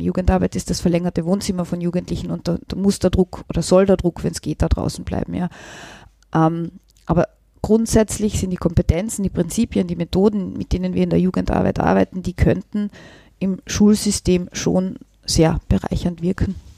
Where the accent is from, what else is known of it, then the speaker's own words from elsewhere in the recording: Völkermarkt, Carinthia, Austria; now in Vienna, Austria; meine Heimatstadt Völkermarkt